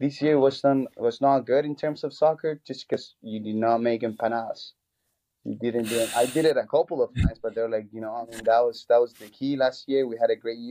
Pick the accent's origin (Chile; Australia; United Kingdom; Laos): Chile; moved away as an adult; now in United States; I'm from Chile